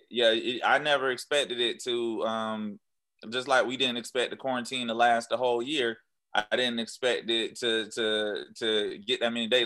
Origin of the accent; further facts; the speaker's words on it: Jacksonville, Florida, United States; now in Atlanta, United States; I was still at my hometown Jacksonville